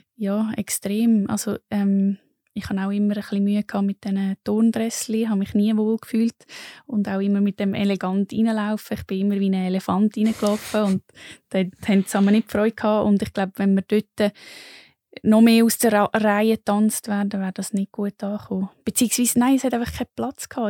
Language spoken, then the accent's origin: German; Lucerne, Switzerland; moved away; ursprünglich bin ich von Luzern